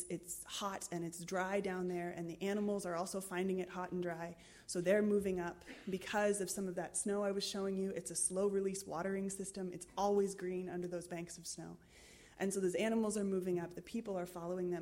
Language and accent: English; United States; accent: American; I'm American